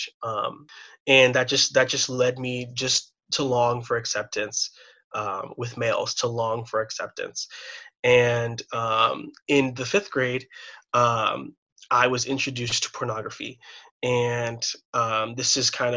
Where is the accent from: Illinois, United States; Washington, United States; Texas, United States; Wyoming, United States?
Illinois, United States; Chicago; I was born and raised here in the Midwest, in the suburbs